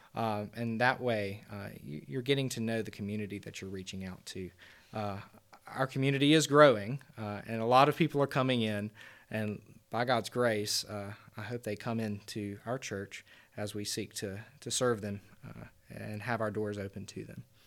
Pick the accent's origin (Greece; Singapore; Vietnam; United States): United States; Deep South; Growing up in the Deep South